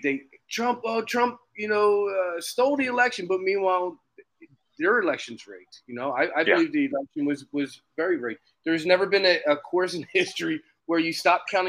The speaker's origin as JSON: {"language": "English", "town": "Philadelphia", "region": "Pennsylvania", "country": "United States", "said": "I'm from Philly"}